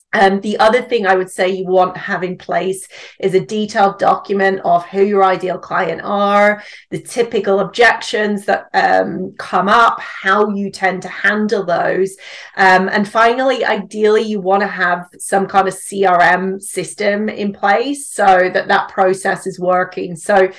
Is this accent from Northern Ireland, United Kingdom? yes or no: yes; Northern Ireland, United Kingdom; accent: mix of British and Northern Irish; So I'm actually from Northern Ireland. So I live in the UK with my husband and my son now, but the accent is a bit of a mix of British and Northern Irish, I would say.